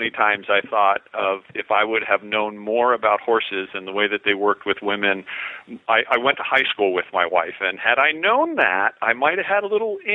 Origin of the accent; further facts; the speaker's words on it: Oregon, United States; I am from Southern